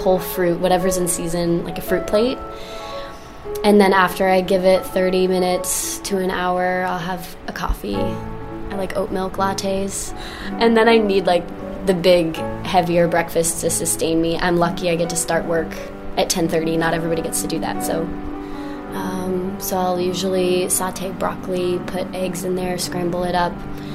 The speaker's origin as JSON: {"language": "English", "region": "the South", "country": "United States", "tie": "born or raised there", "moved": "yes", "lives_now": "New York City, United States", "said": "I grew up in the South"}